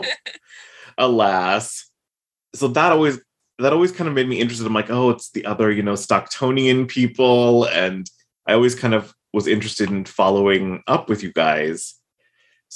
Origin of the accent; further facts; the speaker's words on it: Lodi, California, United States; moved away; where I grew up in Lodi, California